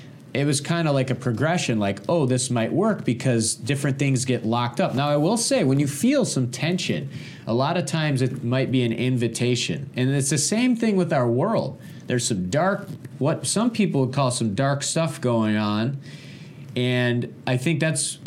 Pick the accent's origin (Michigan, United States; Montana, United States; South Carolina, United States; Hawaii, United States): Michigan, United States; moved away; I'm originally from Michigan.